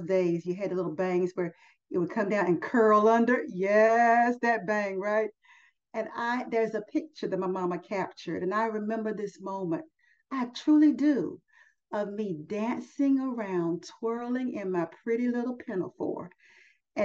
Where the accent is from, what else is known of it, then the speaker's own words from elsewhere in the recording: United States; I'm an American